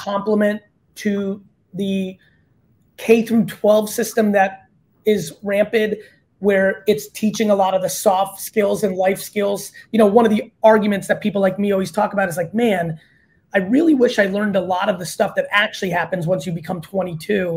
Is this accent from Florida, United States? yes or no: no; Edison, New Jersey, United States; also born or lived in Hunterdon County, New Jersey; I came from Edison, New Jersey